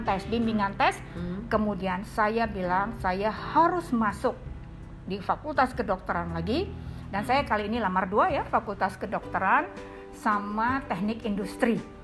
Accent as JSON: {"language": "Indonesian", "town": "Medan", "region": "North Sumatra", "country": "Indonesia", "tie": "born or raised there", "moved": "as an adult", "lives_now": "Jakarta, Indonesia", "said": "saya S M P, S M A itu di Medan"}